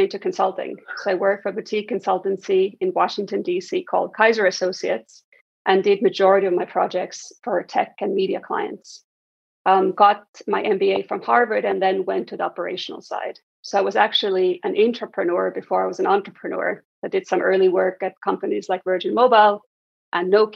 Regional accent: Estonia; moved away; Originally, I'm from Estonia, and I was fortunate as a kid to grow up at a time when a really transformative change was happening in Estonia

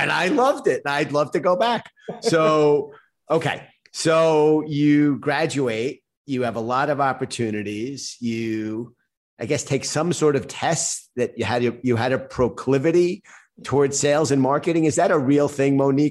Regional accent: New York City, New York, United States; New York City is home for you and I. My family's all from Brooklyn also. I grew up in Queens.

